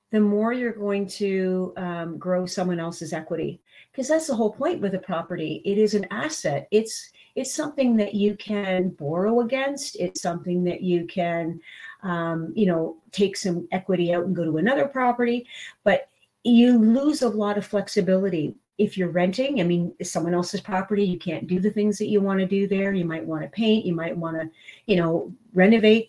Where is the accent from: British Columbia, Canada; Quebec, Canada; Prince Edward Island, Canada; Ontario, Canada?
Ontario, Canada; Brampton; moved away as an adult; also born or lived in Toronto, Canada; now in Waterloo, Canada; I was born and raised in Brampton